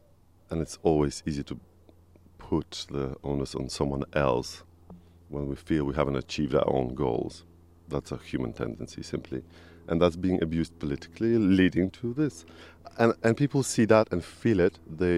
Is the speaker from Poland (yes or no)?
yes; Poland; moved away as an adult; now in United Kingdom; I was born in Poland.